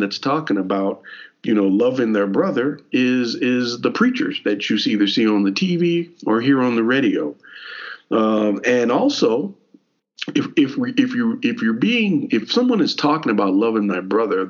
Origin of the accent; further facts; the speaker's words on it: Elizabethtown, Kentucky, United States; we grew up in Elizabethtown, Hardin County